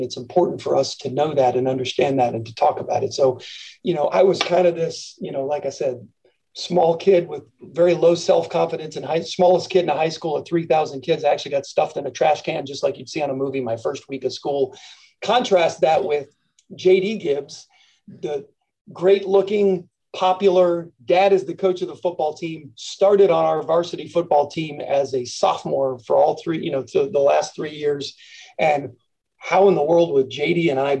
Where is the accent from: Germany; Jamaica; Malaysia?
Germany; Frankfurt, Hesse; born there; I was born in Frankfurt, Germany.